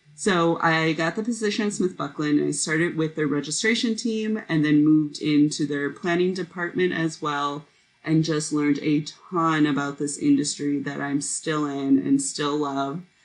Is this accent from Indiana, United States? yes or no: yes; Indiana, United States; I went to Purdue University because I'm from Indiana